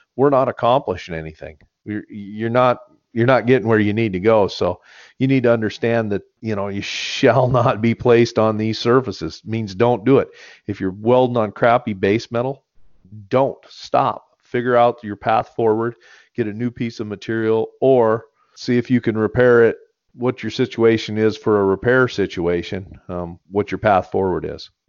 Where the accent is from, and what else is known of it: United States; born or raised there